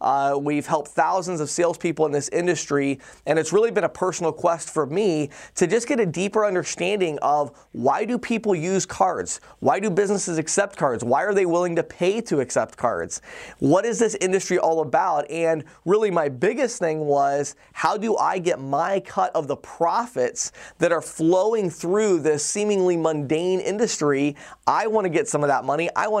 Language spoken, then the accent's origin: English; Chicago, Illinois, United States; now in Pennsylvania, United States; You know, I came from the Chicago area, and it was pretty unusual to walk into a business where they did not accept cards. And here I am in rural Pennsylvania in a little barber shop